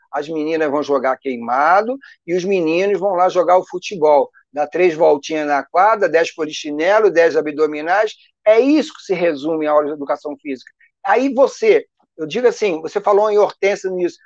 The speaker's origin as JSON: {"language": "Portuguese", "region": "Rio de Janeiro", "country": "Brazil", "tie": "born or raised there", "said": "eu sou carioca, né? Eu sou nascido e criado aqui no Rio de Janeiro"}